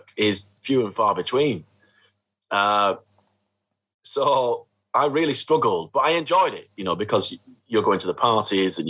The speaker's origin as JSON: {"language": "English", "town": "Horwich", "region": "North West England", "country": "United Kingdom", "tie": "born or raised there", "said": "my hometown of Horwich"}